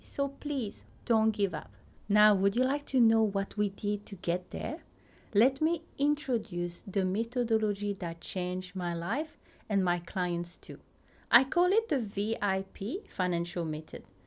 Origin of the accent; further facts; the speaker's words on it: Teahupo'o, French Polynesia; first language French; English is a second language; moved away as an adult; now in New Zealand; I grew up in a small town called Teahupo